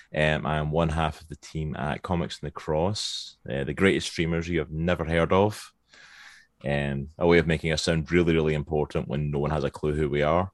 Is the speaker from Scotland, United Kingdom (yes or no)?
yes; Scotland, United Kingdom; accent: Scottish; moved away as an adult; now in Virginia, United States; originally from Scotland. That's the accent you can hear. I am Scottish, born and bred